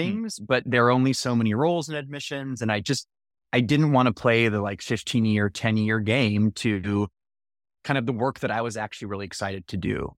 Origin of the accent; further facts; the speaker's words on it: Menlo Park, California, United States; also born or lived in Texas / Alexandria, Virginia; I grew up in the same house in Menlo Park